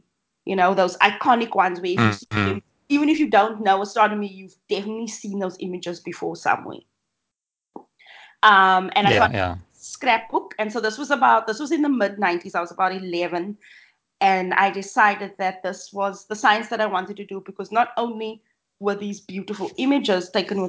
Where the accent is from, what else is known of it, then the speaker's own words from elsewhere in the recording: Cape Town, Western Cape, South Africa; also born or lived in Southampton, United Kingdom; I am an astronomer from Cape Town, and I studied at the University of Cape Town for my undergraduate honours and master's degrees. And then I went to the University of Southampton in the UK for my PhD.